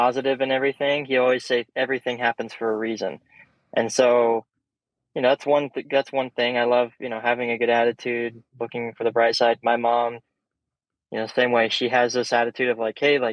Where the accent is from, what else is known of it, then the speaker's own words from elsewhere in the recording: Colorado, United States; Growing up in Colorado